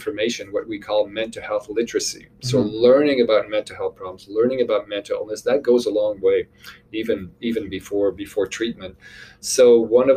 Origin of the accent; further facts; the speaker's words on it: Montreal, Quebec, Canada; moved away as an adult; now in Nova Scotia, Canada; I'm originally from Montreal, Quebec. I moved to Nova Scotia about 20 years ago